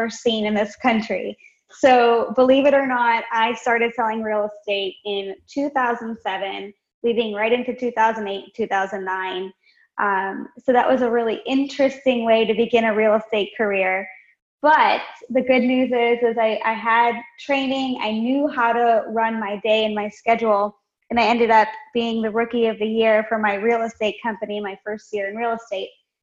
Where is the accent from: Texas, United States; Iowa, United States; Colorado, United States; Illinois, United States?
Illinois, United States; Chicago; now in Nashville, United States; I'm originally from Chicago.